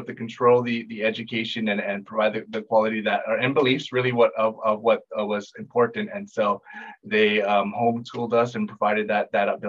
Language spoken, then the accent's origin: English; Hawaii, United States; moved away as an adult; now in Northern Virginia, United States; I grew up in Hawaii